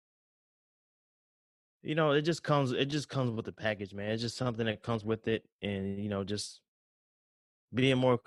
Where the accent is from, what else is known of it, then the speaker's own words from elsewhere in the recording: the South, United States; I got a little accent. I'm from the South